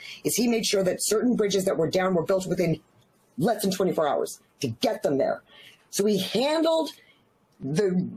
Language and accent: English; Northeast, United States; also born or lived in New York; now in St. Petersburg, United States; I grew up in the Northeast.